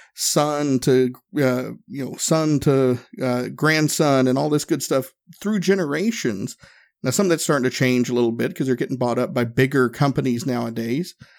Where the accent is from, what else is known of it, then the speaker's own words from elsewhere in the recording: Northeast Tennessee, United States; I grew up in Northeast Tennessee